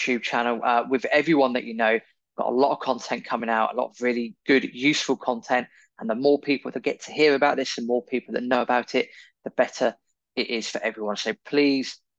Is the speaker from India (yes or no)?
no; United Kingdom; as we know from being British